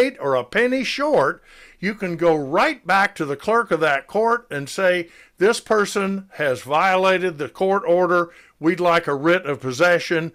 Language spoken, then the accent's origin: English; Decatur, Georgia, United States; I was born and raised in Decatur, which is the county seat of DeKalb County